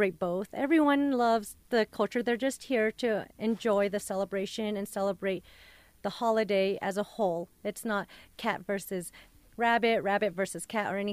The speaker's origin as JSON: {"language": "English", "town": "Denver", "region": "Colorado", "country": "United States", "tie": "born or raised there", "said": "I grew up in Westwood"}